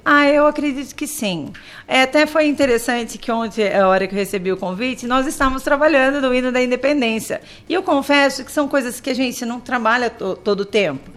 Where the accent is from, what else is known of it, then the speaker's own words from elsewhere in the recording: Tatuí, São Paulo, Brazil; Eu sou de Tatuí. Nascida e criada e falo conservada em Tatuí.